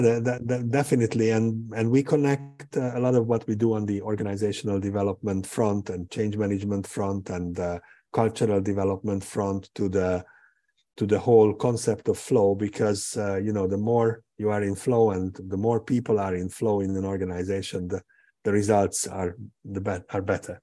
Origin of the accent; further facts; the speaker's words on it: Hungary; also born or lived in Portugal; I was born in Hungary. Um, uh, my my uh, my main residence is in Budapest or just outside of Budapest